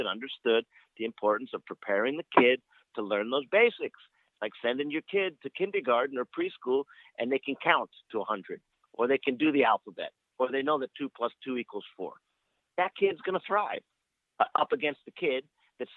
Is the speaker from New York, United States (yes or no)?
yes; New York, United States; moved away as an adult; when I grew up in New York